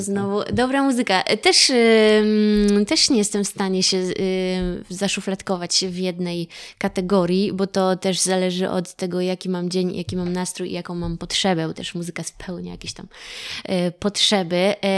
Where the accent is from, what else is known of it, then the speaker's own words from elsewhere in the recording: Cieszyn, Silesian Voivodeship, Poland; moved away; also born or lived in Warsaw / Kowary area (Karkonosze); ja pochodzę z Cieszyna, z Beskidów